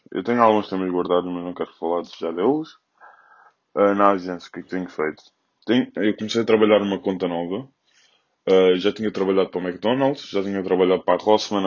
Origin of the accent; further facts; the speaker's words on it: Loures, Lisbon, Portugal; aqui na minha zona, sou da Portela, ao pé da Expo